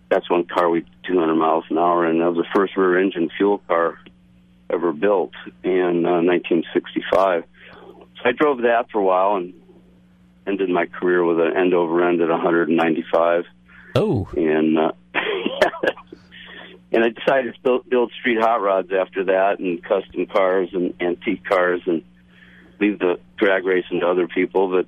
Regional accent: Santa Rosa, California, United States; it right around my hometown here in Santa Rosa and San Rafael.

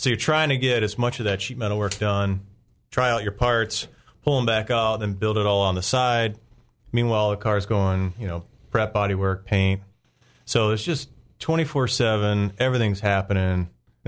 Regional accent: Merritt Island, Florida, United States; I grew up in Cocoa Beach. Well, Merritt Island

